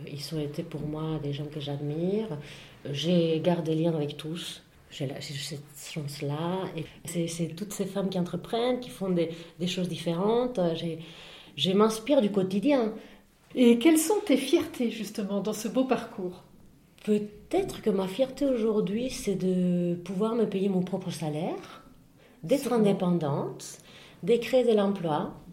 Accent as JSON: {"language": "French", "country": "Spain", "moved": "yes", "lives_now": "France", "said": "Euh, j'ai vécu plus ici que chez moi, finalement, enfin, que, que chez moi en Espagne."}